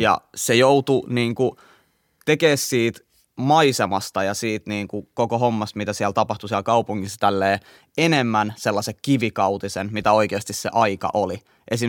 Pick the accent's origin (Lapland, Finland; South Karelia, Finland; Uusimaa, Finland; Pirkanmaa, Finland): Uusimaa, Finland; Helsinki; mä oon kasvanut Kontulas.